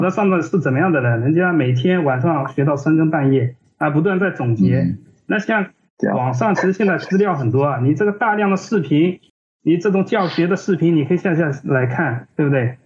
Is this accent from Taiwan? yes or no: no; Ningbo, Zhejiang, China; moved away as an adult; also born or lived in Hangzhou / Shanghai; 因为我是宁波人嘛，我当时是在宁波嗯。做设计的